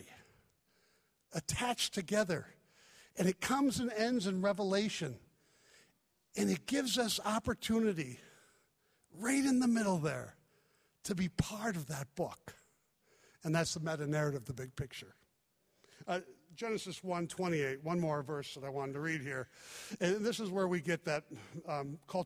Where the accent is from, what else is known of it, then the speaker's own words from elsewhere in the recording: Chicago, Illinois, United States; moved away; also born or lived in Indiana; I was raised in Chicago